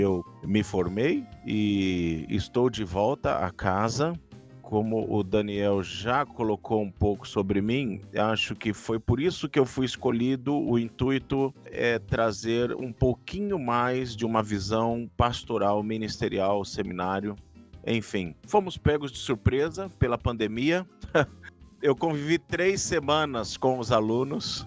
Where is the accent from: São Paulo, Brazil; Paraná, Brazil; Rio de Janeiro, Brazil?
São Paulo, Brazil; Santos; moved away; 23 anos vivendo na cidade onde eu nasci, na igreja onde eu nasci